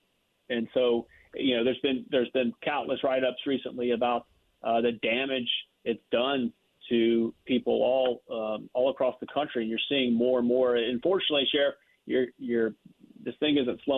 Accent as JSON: {"language": "English", "town": "Lake Charles", "region": "Louisiana", "country": "United States", "said": "I'm from the Lake Charles area"}